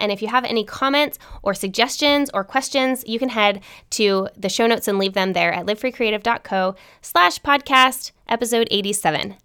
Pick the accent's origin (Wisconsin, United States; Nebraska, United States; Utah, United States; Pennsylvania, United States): Utah, United States; Salt Lake City; I grew up in Salt Lake City, Utah